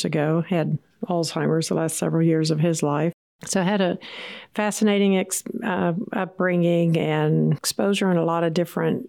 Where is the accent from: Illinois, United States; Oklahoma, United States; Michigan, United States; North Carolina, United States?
Oklahoma, United States; Tulsa; I am from Tulsa. Originally, I've kind of always been a Tulsa gal. I have lived here most of my life